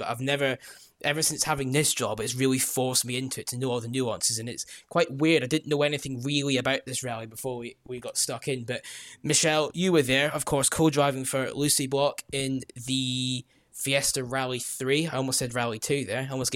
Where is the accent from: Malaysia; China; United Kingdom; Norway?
United Kingdom; I feel very British